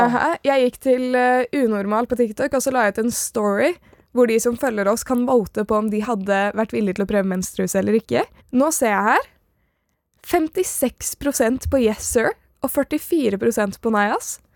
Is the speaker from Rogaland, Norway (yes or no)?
no; Oslo, Norway; Jeg er fra Nordstrand.